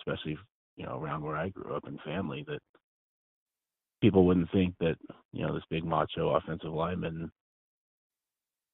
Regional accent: Northern California, United States; I grew up in Northern California, about 200 miles north of San Francisco.

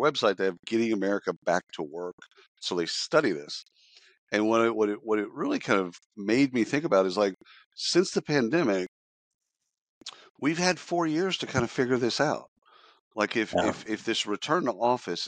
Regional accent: Dallas, Texas, United States; growing up in Dallas

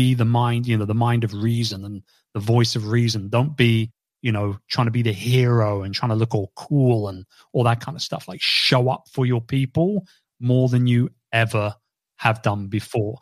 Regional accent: London, United Kingdom; my hometown

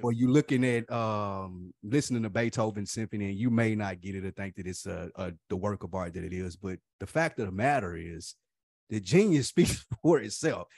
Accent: Nashville, Tennessee, United States; I was from Nashville too

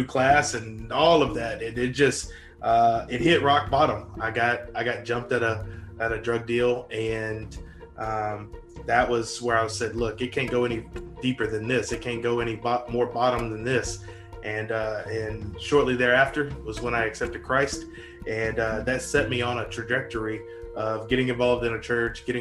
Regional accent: Northeast Louisiana, United States; also born or lived in Arkansas; I am from Louisiana, Northeast Louisiana.

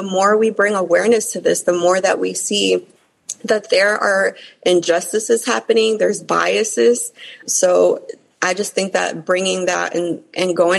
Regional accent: New York City, New York, United States; being an immigrant, growing up in New York City, growing up in more impoverished places

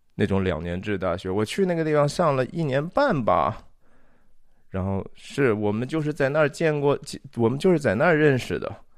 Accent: China; 我们中国人叫卖淫嘛

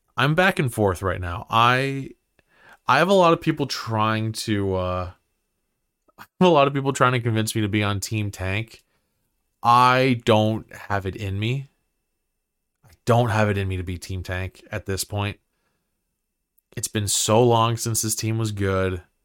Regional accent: Ottawa, Ontario, Canada; I grew up in Barhaven

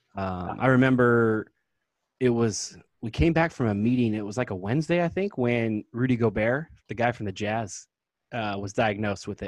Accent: Kirkland, Washington, United States; also born or lived in Tacoma, Washington; now in Bonney Lake, United States; I grew up in Kirkland, my favorite place was Burger Master

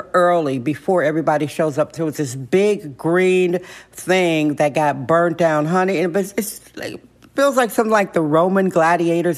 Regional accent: Wisconsin, United States; Wisconsin, my home state

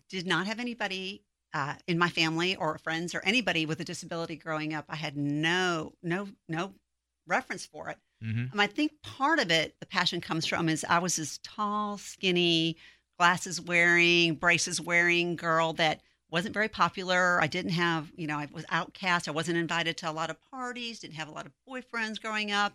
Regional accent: South Bend, Indiana, United States; moved away as an adult; now in Texas, United States; I'm originally from South Bend, Indiana. So I moved here 1,000 miles away from any family.

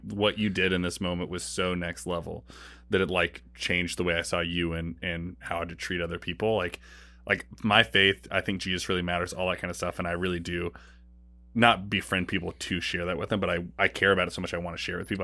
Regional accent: Portland, Oregon, United States; moved away as an adult; also born or lived in Saint Louis; I grew up in Oregon

